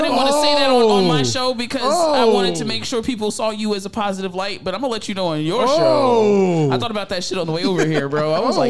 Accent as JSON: {"language": "English", "town": "Philadelphia", "region": "Pennsylvania", "country": "United States", "said": "I'm just from Philly. That's how we talk."}